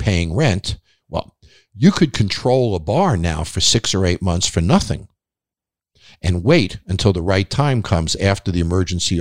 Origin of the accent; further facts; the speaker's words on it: Long Island, New York, United States; I grew up on Long Island